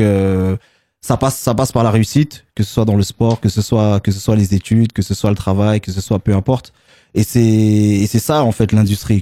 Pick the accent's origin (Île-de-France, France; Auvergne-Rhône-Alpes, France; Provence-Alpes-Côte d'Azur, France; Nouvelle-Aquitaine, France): Île-de-France, France; Sarcelles; on est originaire de Sarcelles